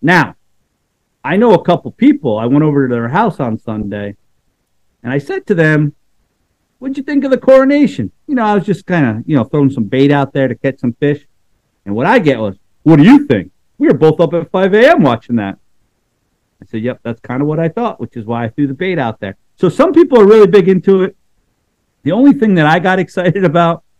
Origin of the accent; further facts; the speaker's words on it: United States; I'm an American